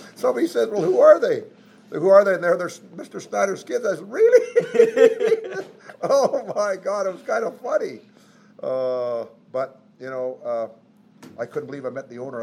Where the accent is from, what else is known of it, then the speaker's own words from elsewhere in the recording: Smithers, British Columbia, Canada; moved away; I'm from British Columbia and Smithers, British Columbia